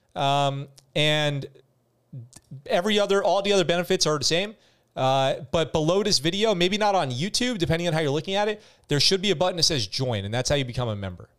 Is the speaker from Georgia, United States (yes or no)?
no; New York, United States; moved away as an adult; also born or lived in San Diego, California; now in Japan; I grew up in New York. I lived in New York until I was eighteen, and I lived in California in San Diego until I moved to Japan